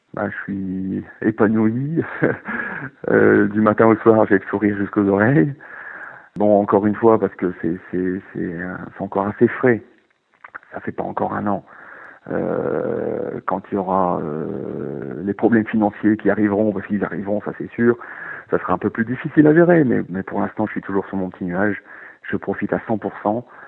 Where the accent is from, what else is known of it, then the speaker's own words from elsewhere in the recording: Nord-Pas-de-Calais, Hauts-de-France, France; moved away as an adult; also born or lived in Jura / Besançon; j'ai grandi dans le Nord-Pas-de-Calais, euh, dans, dans, un petit village à la campagne